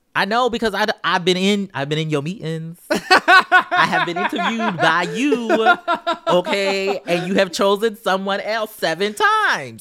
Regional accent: Charleston, South Carolina, United States; I'm from Charleston, South Carolina

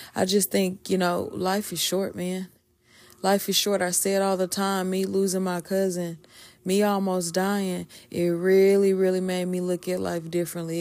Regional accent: the South, United States; I'm from the South

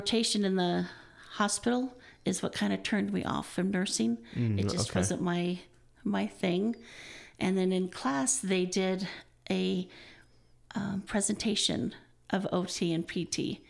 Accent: Midwest, United States; also born or lived in Ohio / Wisconsin; When I was about 8, my mom decided that she was done with moving all around, so they kept us in the Midwest.

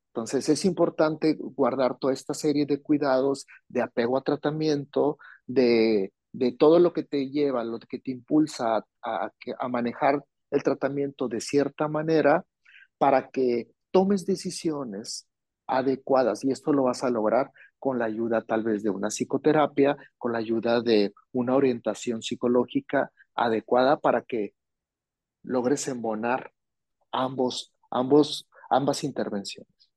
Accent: Hermosillo, Sonora, Mexico; yo soy de Sonora, yo soy de Hermosillo, Sonora

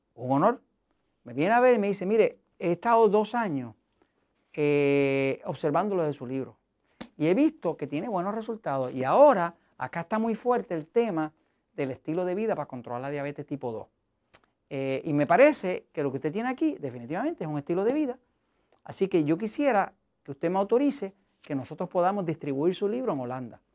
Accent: Puerto Rico; yo soy de Estados Unidos, en Puerto Rico

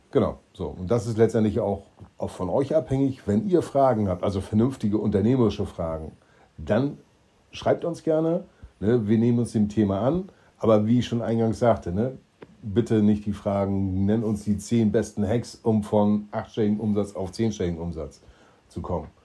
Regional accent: Schwerin, Mecklenburg-Vorpommern, Germany; now in Stuhr, Germany; ich komme aus gebürtig aus Schwerin, deshalb bin ich Ossi

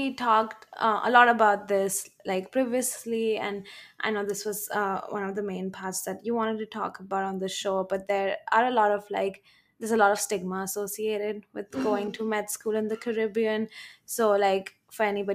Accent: India; moved away as an adult; also born or lived in Minnesota; growing up in India

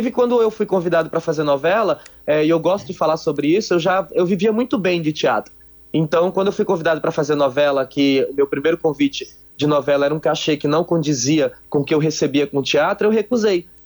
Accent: Ceará, Brazil; accent: cearense; moved away; eu lembro claramente que eu mudei um pouco o meu sotaque quando cheguei no Rio Grande do Sul, né, exatamente para tentar camuflar é, o meu arrastado cearense

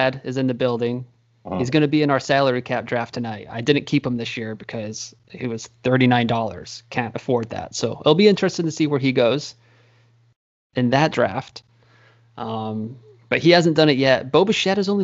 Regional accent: Houston, Texas, United States; We're both from Houston, Texas

